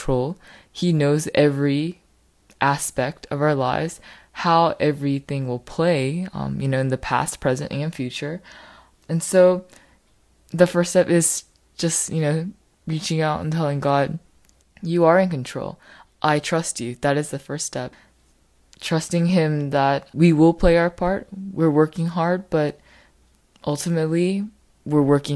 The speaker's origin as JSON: {"language": "English", "country": "United States", "said": "I am Korean American"}